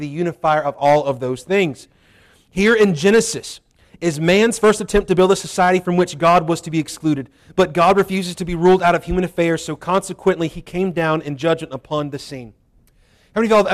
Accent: Waynesboro, Virginia, United States; I was born in Waynesboro

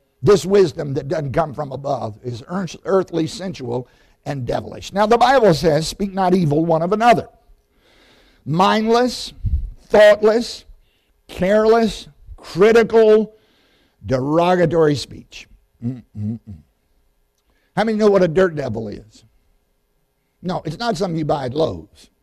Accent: Southside, Virginia, United States; I grew up in Southside, Virginia, Randolph Henry High School

